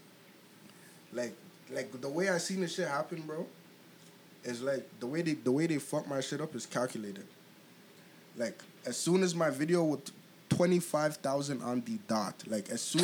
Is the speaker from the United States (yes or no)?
no; Brampton, Ontario, Canada; also born or lived in Toronto; But I'm from Brampton